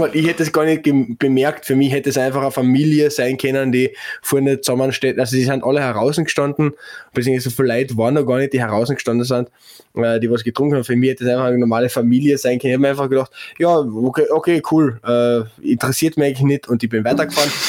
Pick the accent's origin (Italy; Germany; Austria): Austria; Klagenfurt, Carinthia; ich bin Klagenfurter. Da lege ich großen Wert drauf, äh, dass ich kein Villacher bin